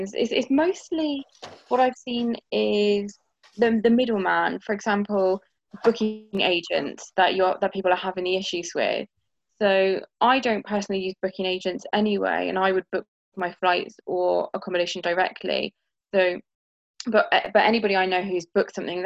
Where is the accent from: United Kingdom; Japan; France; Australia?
United Kingdom; Bristol, South West England; also born or lived in Italy; now in Cornwall, United Kingdom; having grown up in England, has been quite a difficult journey. Even in this remote part of England, I grew up in Bristol, we moved to Cornwall